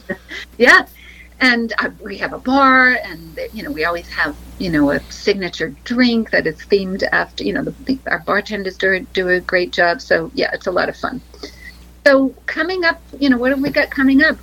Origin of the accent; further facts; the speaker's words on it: Dartmouth, Massachusetts, United States; Dartmouth, my hometown, which is a suburb of New Bedford.